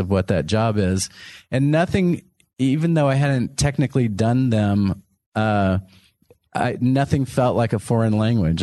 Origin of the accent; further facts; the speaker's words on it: Texas, United States; moved away; Texas is my home state